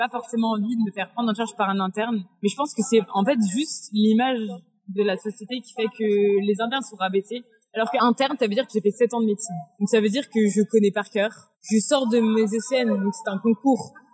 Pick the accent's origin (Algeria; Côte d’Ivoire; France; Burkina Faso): France; Angers, Pays de la Loire; dans le sens où moi je viens d'Angers